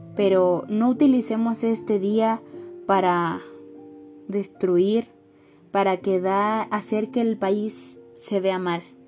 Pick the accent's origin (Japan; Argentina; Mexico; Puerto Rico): Mexico; siendo mexicanos somos hermanos